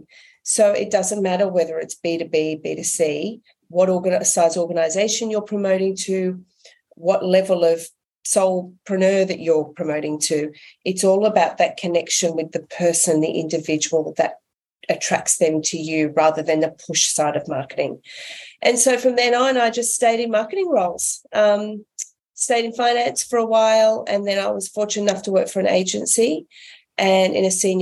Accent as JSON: {"language": "English", "country": "Australia", "said": "I'm an Aussie."}